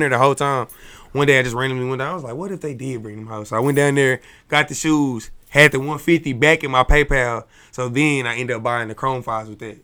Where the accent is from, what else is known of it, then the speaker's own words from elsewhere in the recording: Dallas, Texas, United States; I'm from Dallas